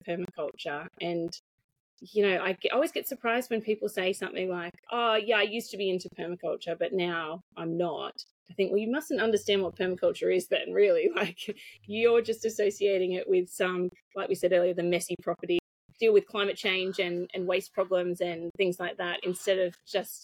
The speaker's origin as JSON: {"language": "English", "area": "Hunter Valley", "region": "New South Wales", "country": "Australia", "said": "I'm from the Hunter Valley"}